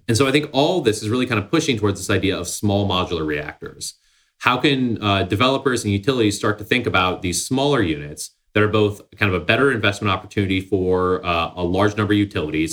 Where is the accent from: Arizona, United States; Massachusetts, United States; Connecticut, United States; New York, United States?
Massachusetts, United States; Somerville; Somerville, Massachusetts, uh, underrated. It's my hometown, uh, just north of Boston.